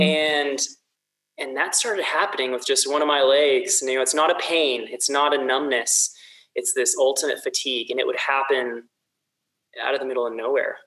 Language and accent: English; south of Sacramento, Central Valley of California, United States; moved away as an adult; also born or lived in Mammoth Lakes, California / Bend, Oregon; now in Salt Lake City, United States; I grew up in the Central Valley of California, so you know, just south Sacramento